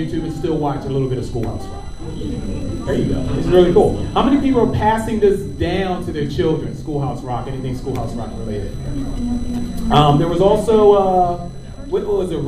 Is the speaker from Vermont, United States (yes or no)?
no; Baltimore, Maryland, United States; I'm from Baltimore, Maryland